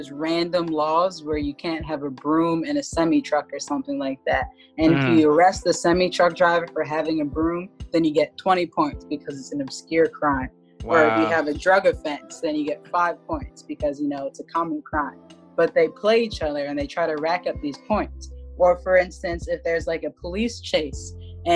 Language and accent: English; Philadelphia, Pennsylvania, United States; I'm from Philadelphia